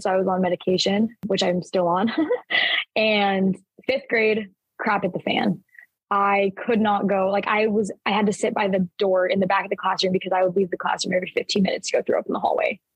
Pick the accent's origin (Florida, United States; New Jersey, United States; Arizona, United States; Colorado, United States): Arizona, United States; Mesa; also born or lived in Gilbert, Arizona; We moved from Gilbert, Arizona to Mesa, Arizona. And so I, I started a new school. It was like halfway through kindergarten.